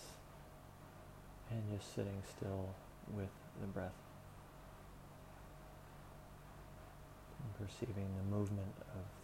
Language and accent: English; Southwest Florida, United States; moved away as an adult; the town where I grew up in Southwest Florida